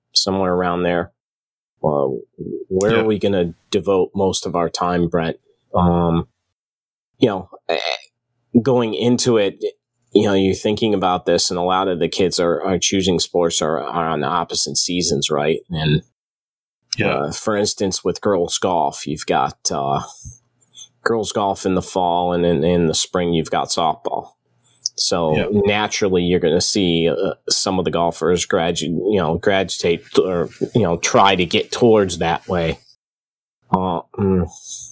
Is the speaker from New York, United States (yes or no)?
no; outside the Detroit area, Michigan, United States; I grew up outside the Detroit area